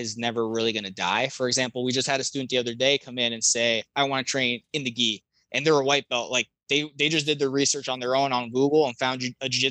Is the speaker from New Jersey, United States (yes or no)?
yes; Jersey Shore, New Jersey, United States; I'm from the Jersey Shore. I was born and raised on the Jersey Shore